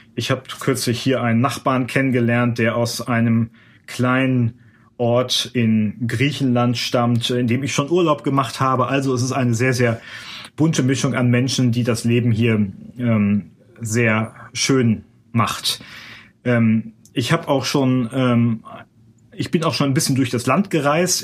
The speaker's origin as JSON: {"language": "German", "country": "Germany", "moved": "as an adult", "lives_now": "Washington, United States", "said": "bei uns in Deutschland"}